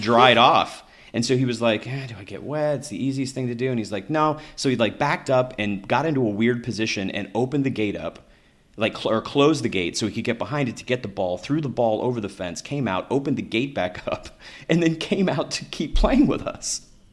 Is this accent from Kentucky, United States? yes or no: yes; Kentucky, United States; moved away; I grew up in Kentucky